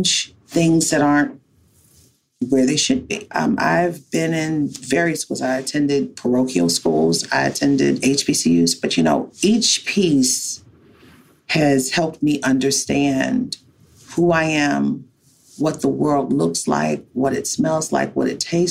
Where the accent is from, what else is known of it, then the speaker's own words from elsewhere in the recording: Baltimore, Maryland, United States; as a little Black child growing up in Baltimore